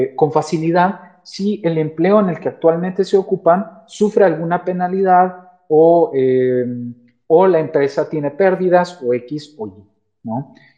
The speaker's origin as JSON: {"language": "Spanish", "country": "Mexico", "said": "como mexicanos"}